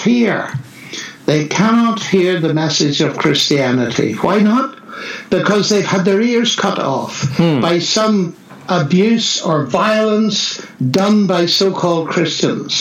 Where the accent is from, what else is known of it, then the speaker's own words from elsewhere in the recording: Northern Ireland, United Kingdom; moved away; also born or lived in Oxford; I come from Northern Ireland